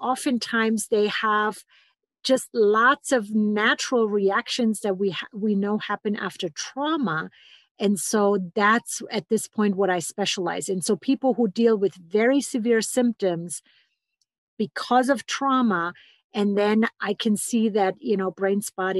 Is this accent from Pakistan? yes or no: no; Germany; English is a second language; moved away as an adult; now in Boulder, United States; So I came 23 years ago from Germany to study with the pioneers in somatic psychology, and that brought me all the way to Boulder, Colorado.